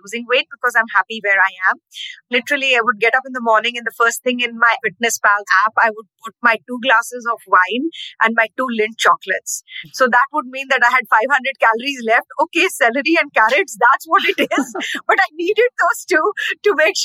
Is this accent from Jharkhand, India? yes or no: yes; Ranchi, Jharkhand, India; moved away as an adult; now in Nashville, United States; Growing up in India, I used to love train rides